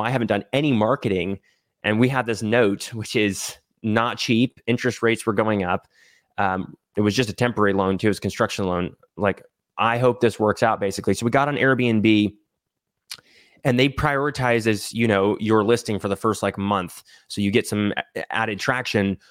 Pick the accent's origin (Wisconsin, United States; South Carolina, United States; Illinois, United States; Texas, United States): Texas, United States; moved away; also born or lived in Idaho; I grew up in Texas, but my family moved up to Idaho, uh, in two thousand nine. So lived in Idaho for ten years and then moved back down to Texas